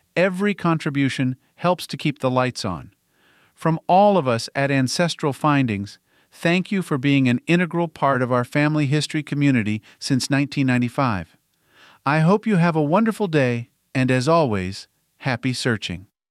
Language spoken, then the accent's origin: English; West Virginia, United States; my home state of West Virginia